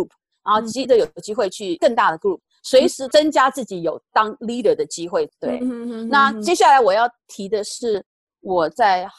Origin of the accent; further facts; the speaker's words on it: Taiwan; 可是我们在从小在台湾什么时候完全没有去？所以其实这个东西对我们来讲是一个很大的 challenge。